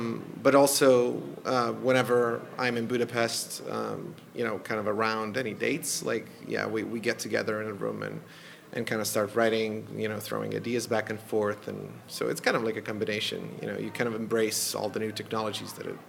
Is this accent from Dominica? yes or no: no; Serbia; also born or lived in Boston, United States / Los Angeles, United States; now in Toronto, Canada; I'm not from Hungary. No. So originally from Serbia, but I've been around the US and Canada since 2011. So I've lived in Boston, Los Angeles, and now in Toronto for the last couple of years.